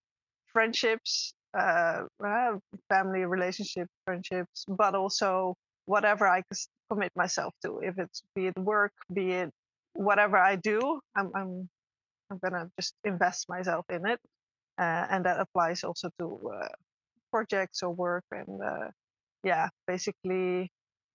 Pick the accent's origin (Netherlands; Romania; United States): Netherlands; moved away as an adult; I'm originally from the Netherlands